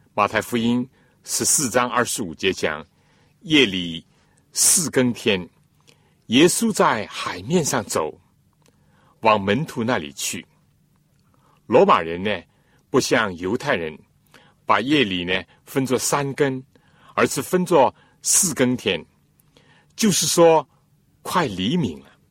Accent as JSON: {"language": "Chinese", "country": "China", "said": "我们中国人讲， 尊重"}